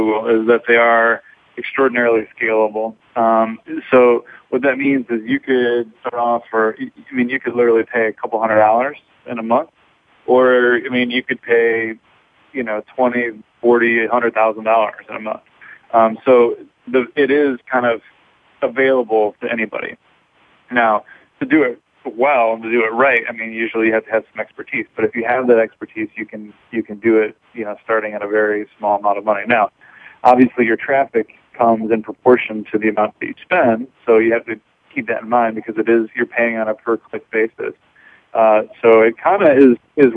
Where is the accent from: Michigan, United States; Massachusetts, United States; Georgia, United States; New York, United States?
Michigan, United States; now in Chicago, United States; I'm originally from Michigan, which is not too far from here